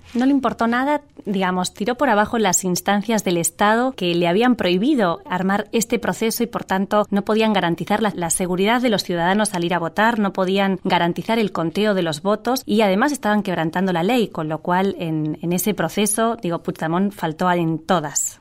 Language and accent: Spanish; Catalonia, Spain; Hay muchos catalanes que somos catalanistas, pero no somos independentistas